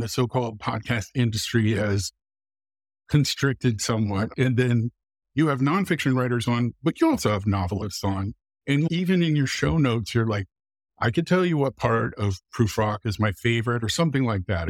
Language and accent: English; Muncie, Indiana, United States; also born or lived in Iowa; I was born in Muncie, Indiana